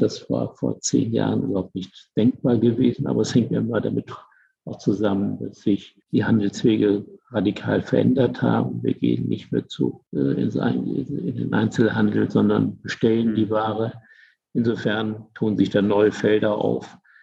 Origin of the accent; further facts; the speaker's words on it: Germany; now in Bremen, Germany; Ich bin ja groß geworden in der Eifel, in einer total schwarzen Gegend